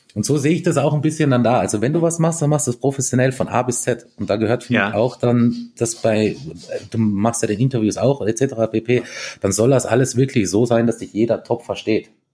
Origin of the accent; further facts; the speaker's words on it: Lienz, Tyrol, Austria; Die Lienser reden, also unsere, also da wo ich herkomme, wir reden ja eh noch relativ ähm, verständlich